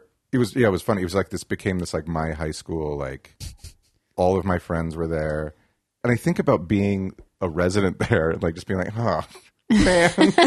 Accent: Albuquerque, New Mexico, United States; So I'm from Albuquerque, New Mexico.

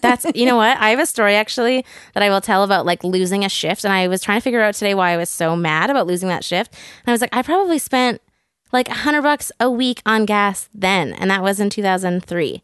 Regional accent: Burnaby, British Columbia, Canada; This was in Burnaby, so I grew up in North Burnaby.

